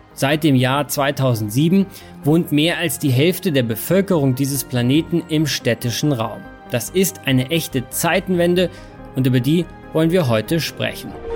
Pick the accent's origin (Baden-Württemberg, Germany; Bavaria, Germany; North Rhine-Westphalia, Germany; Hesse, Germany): Bavaria, Germany; Munich; meine Heimatstadt München